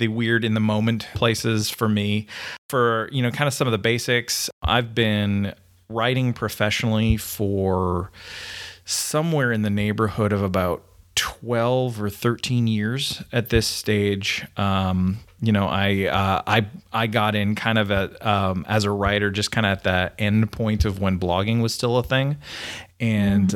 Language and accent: English; Canada; now in United States; I'm a Canadian, so sorry. Everybody knows that from the way I talk funny